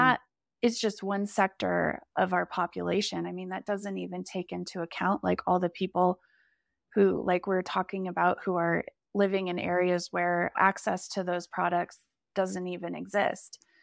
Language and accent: English; South Lake Tahoe, California, United States; also born or lived in Bellingham / Seattle / Napa; we moved back to my hometown of South Lake Tahoe.